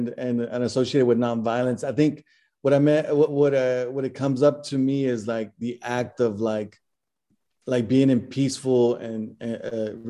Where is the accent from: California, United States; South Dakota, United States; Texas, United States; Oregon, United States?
Texas, United States; Dallas; I'm from Dallas, Texas